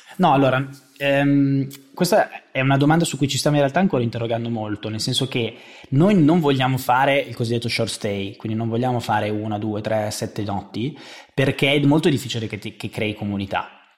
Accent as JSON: {"language": "Italian", "town": "Monza", "region": "Lombardy", "country": "Italy", "also_born_or_lived": "Milan", "said": "io sono di Monza, ma eh, conosco e ho sempre vissuto a Milano"}